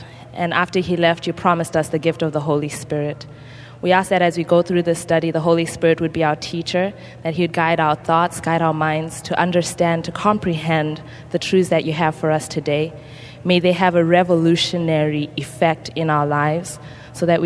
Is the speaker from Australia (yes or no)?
no; Zimbabwe; now in Michigan, United States; I live in Michigan. I'm originally from Zimbabwe